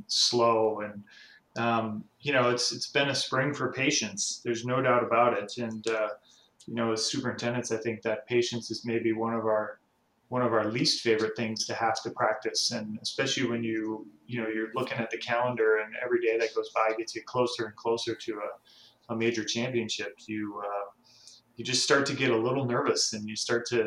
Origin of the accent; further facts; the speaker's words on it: Albany, Minnesota, United States; I'm from Albany, Minnesota, which is about 90 minutes from where I'm sitting